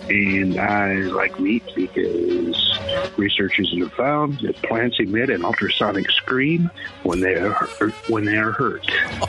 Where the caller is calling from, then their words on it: Chandler, Arizona, United States; I'm calling from Chandler, Arizona.